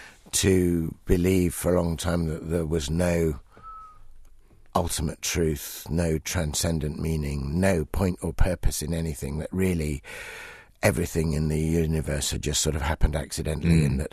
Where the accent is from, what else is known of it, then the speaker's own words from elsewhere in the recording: Ibadan, Oyo, Nigeria; born there; Yes, that's right. I was born in Ibadan in Nigeria. Back in 1957, actually, the last years in which Nigeria was still at that time a crown colony.